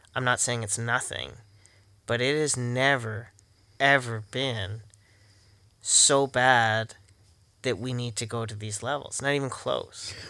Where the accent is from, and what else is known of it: Canada